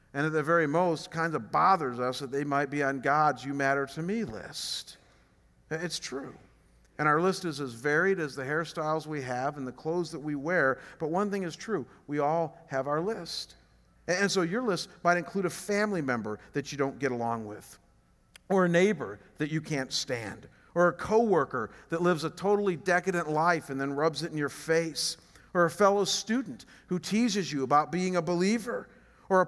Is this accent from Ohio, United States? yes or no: yes; Chagrin Falls, Ohio, United States; moved away as an adult; I come from a small town just outside of Cleveland called Chagrin Falls. What blows me away about Chagrin is that it's a town of 5,000 people. Our church is bigger than my hometown.